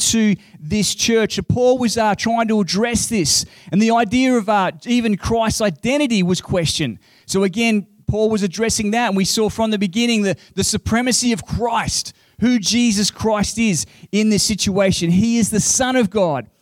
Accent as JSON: {"language": "English", "region": "Queensland", "country": "Australia", "said": "I'm a Queenslander."}